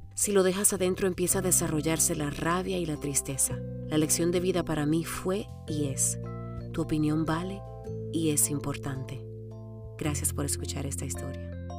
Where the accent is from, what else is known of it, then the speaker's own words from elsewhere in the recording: Santiago, Santiago Metropolitan Region, Chile; also born or lived in Romania; Yo conocí a mi abuela Inés y mi abuelo Félix cuando llegamos de Rumania en el año 1980. Apenas tenía 6 años